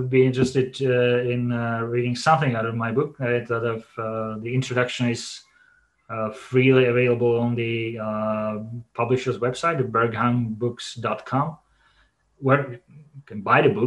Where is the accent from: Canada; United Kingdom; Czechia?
Czechia; Olomouc, Olomouc Region; my hometown of Olomouc, where I live